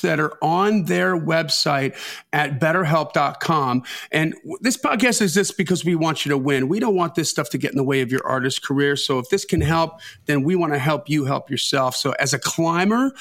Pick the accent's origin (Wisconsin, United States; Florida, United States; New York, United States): Wisconsin, United States; I'm from Wisconsin